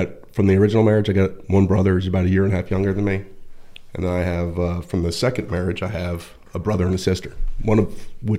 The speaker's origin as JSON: {"language": "English", "town": "Point Pleasant", "region": "New Jersey", "country": "United States", "tie": "born or raised there", "also_born_or_lived": "Pennsylvania / Virginia Beach", "said": "I was born in Point Pleasant, New Jersey."}